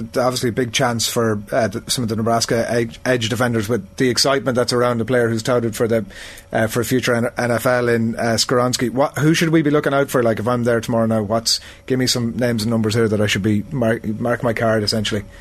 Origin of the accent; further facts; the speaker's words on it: Ireland; we, as an Irish audience